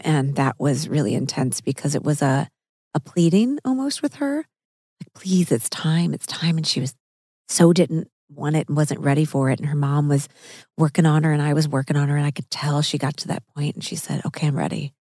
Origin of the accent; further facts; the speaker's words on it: Missouri, United States; I'm from Missouri